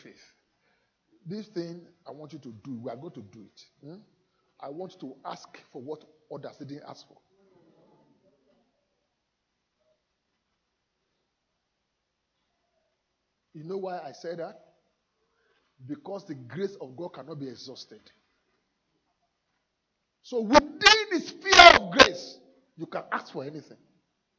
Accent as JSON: {"language": "English", "country": "Nigeria", "moved": "yes", "lives_now": "United Kingdom", "said": "as a Nigerian"}